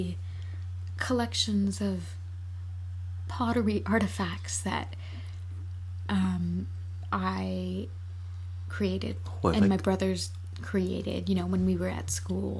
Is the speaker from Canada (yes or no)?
yes; Canada; growing up in Canada as a kid